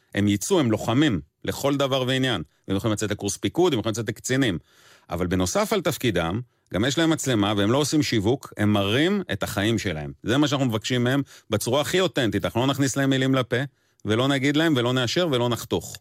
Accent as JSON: {"language": "Hebrew", "town": "Erez", "region": "Southern District", "country": "Israel", "tie": "born or raised there", "said": "גדלתי בקיבוץ ארז"}